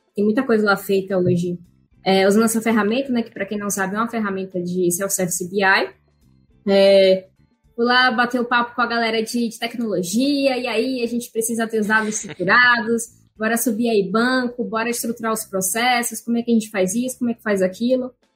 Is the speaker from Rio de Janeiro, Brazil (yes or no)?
no; Salvador, Bahia, Brazil; now in São Paulo, Brazil; eu sou soteropolitana, acho que essa é uma informação importante aí, eu moro em São Paulo, mas eu sou da Bahia